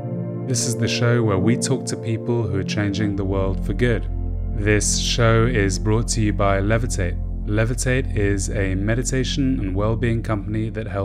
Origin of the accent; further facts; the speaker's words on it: United Kingdom; We're famous for being British and being tea drinkers, but it doesn't really exist.